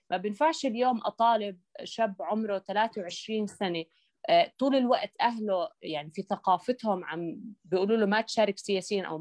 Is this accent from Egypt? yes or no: no; Jordan; بالنهايه نحن مواطنين اردنيين حاملين لارقام وطنيه